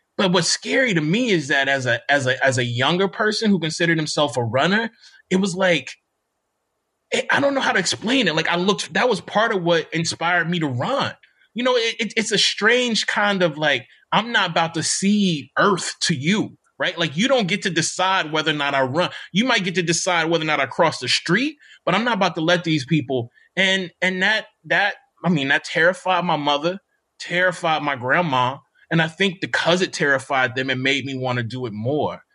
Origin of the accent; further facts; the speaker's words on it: Mississippi, United States; moved away; also born or lived in Bloomington, Indiana; I'm from Mississippi